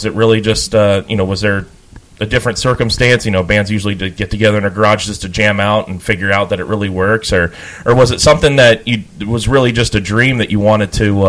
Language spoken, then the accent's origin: English; Ohio, United States; even though I'm from Ohio, I love Chicago.